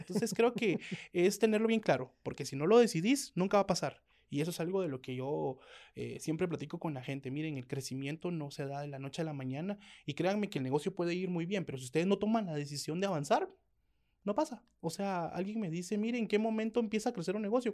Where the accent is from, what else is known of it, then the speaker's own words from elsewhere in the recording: Guatemala; nunca negamos que somos chapines